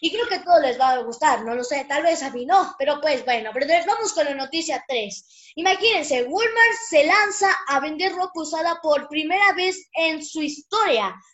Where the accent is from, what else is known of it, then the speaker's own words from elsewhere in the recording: Mexico; A mí no porque yo soy de este país y lo defiendo porque soy un mexicano con honor, ¿verdad? Sí, soy, soy feliz de ser mexicano.